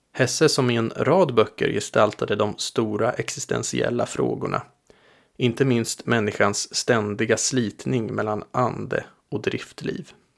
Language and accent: Swedish; Linköping, Östergötland, Sweden; Linköping där jag växte upp